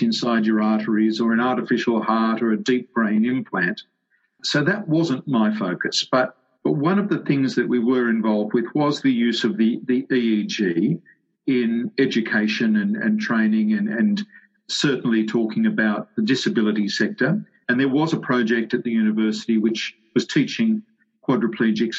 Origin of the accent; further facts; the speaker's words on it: Sydney, New South Wales, Australia; I grew up in the western suburbs of Sydney